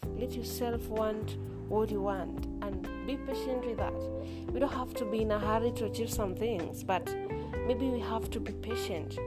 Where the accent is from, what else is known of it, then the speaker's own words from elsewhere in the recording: Kenya; I'm a student from Kenya